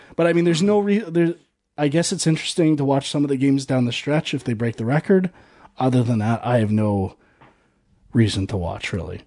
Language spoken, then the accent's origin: English; Canada; I am a Canadian